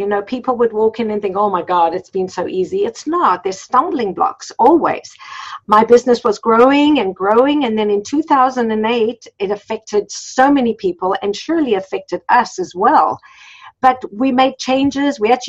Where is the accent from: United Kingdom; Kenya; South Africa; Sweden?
South Africa; moved away as an adult; So when we came from South Africa, we came with very little money. I had two young children and my husband had been a pharmacist in South Africa, but he wasn't licensed here